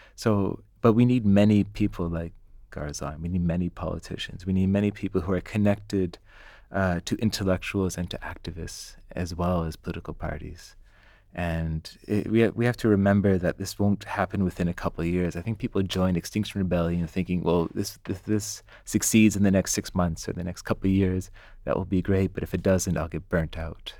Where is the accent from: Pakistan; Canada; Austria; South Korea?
Canada; I'm Canadian